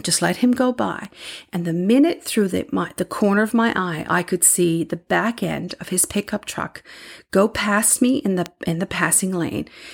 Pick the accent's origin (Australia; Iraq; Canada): Canada; Newfoundland and Labrador; moved away; I'm from Newfoundland